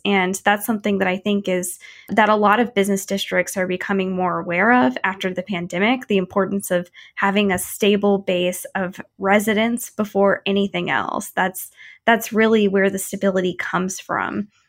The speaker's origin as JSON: {"language": "English", "town": "St. Louis", "region": "Missouri", "country": "United States", "tie": "born or raised there", "said": "my hometown in Saint Louis"}